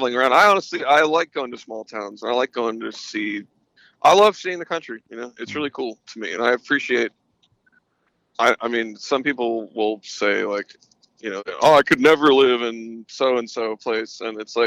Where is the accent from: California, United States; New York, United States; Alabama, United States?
California, United States; Bay Area; I actually moved back to where I'm like originally from